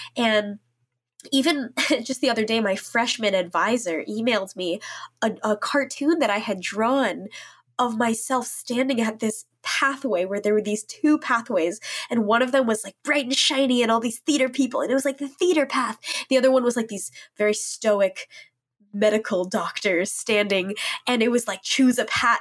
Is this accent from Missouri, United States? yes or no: yes; St. Louis, Missouri, United States; moved away as an adult; I grew up there in Saint Louis, um, an area called Ladue